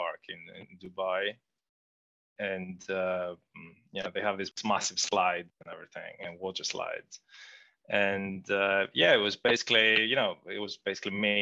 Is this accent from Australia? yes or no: no; Athens, Attica, Greece; moved away